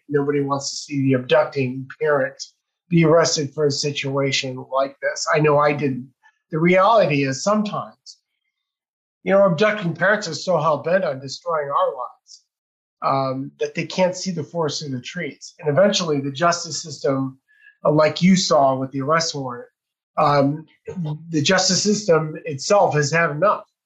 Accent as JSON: {"language": "English", "country": "United States", "said": "being an American"}